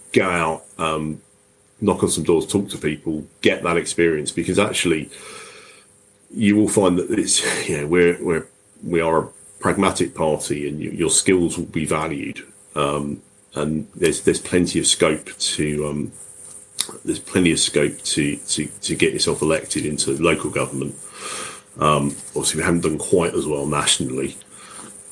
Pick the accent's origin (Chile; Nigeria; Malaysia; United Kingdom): United Kingdom; Crowborough, South East England; also born or lived in Tunbridge Wells; my hometown of Crowborough